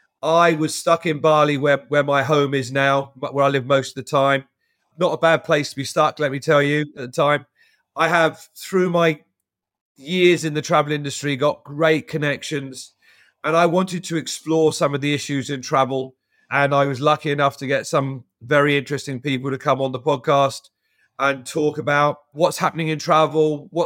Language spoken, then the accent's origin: English; London, United Kingdom; moved away as an adult; Born and grew up in London.